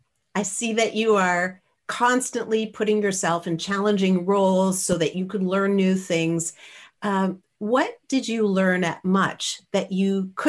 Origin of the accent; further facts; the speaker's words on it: Canada; I am Canadian, yeah, right?